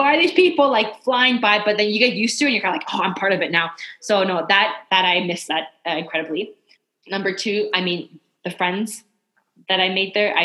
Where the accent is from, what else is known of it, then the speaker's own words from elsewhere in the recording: Vancouver, British Columbia, Canada; moved away as an adult; also born or lived in Montreal / Denmark; now in Ireland; we're from Vancouver, so we're born and bred on the coast here